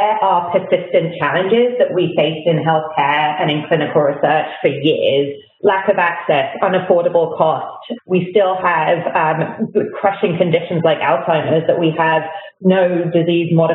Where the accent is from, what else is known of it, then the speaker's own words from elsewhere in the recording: United Kingdom; moved away as an adult; also born or lived in London; now in United States; you may notice from my accent that I grew up in Britain